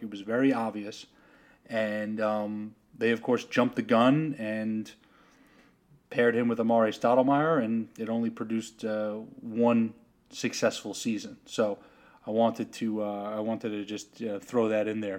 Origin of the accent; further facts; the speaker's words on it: New York, United States; growing up in New York as a Celtics fan